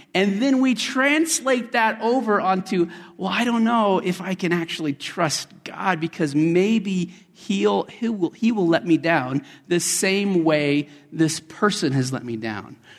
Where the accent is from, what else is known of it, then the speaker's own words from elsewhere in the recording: Colorado, United States; also born or lived in West Texas; My father and I were down in West Texas where I was born, although I grew up in Colorado